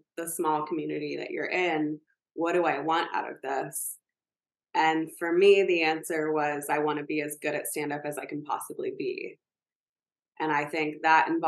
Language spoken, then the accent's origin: English; Lexington, Kentucky, United States; also born or lived in New Orleans; now in New York City, United States; I was from Lexington, Kentucky